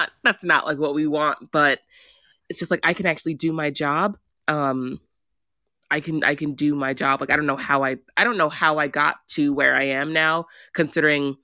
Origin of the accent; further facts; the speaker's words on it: United States; I was raised in the American system